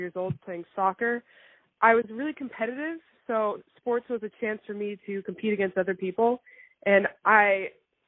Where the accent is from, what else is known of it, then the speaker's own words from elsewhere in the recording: Framingham, Massachusetts, United States; I grew up in Framingham, Massachusetts, like 30 minutes from Boston